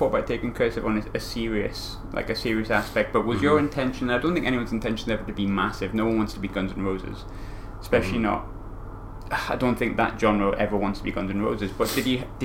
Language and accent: English; North East England, United Kingdom; moved away; also born or lived in Glasgow; my hometown's like the Northeast, like Sunderland, Newcastle